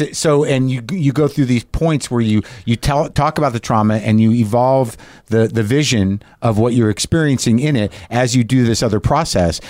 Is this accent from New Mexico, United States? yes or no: yes; Albuquerque, New Mexico, United States; moved away; I was growing up in Albuquerque, New Mexico